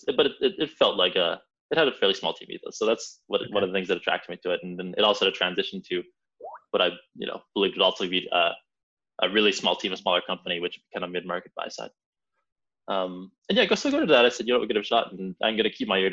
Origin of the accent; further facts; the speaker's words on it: Edmonton, Alberta, Canada; moved away as an adult; also born or lived in London; I'm from Edmonton, Canada